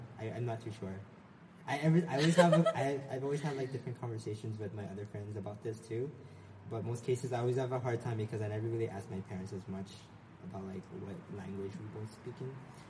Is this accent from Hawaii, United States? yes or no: yes; Hawaii, United States; also born or lived in Philippines; I'm full Filipino. For 2 years, I moved into Hawaii when I was 2 years old. So initially, I never had any like big practices on like the way I was raised in the Philippines.